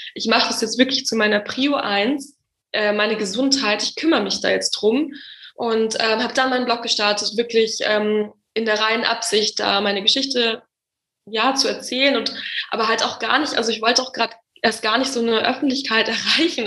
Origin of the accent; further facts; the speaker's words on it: Munich, Bavaria, Germany; now in Berlin, Germany; ganz ursprünglich komme ich aus München